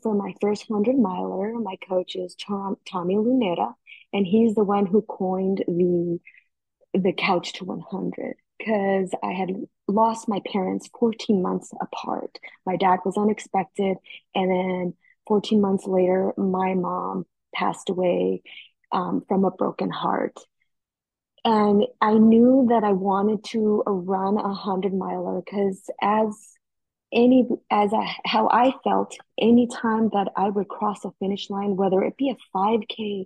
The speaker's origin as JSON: {"language": "English", "town": "Heber", "region": "Arizona", "country": "United States", "moved": "yes", "lives_now": "Chandler, United States", "said": "I am originally from Heber, Arizona, now residing in Chandler, Arizona."}